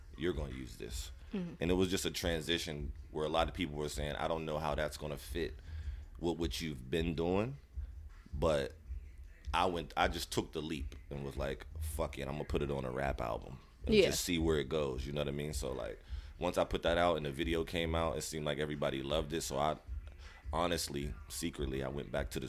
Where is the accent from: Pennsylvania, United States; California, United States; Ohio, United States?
Pennsylvania, United States; Pittsburgh; I'm from Pittsburgh.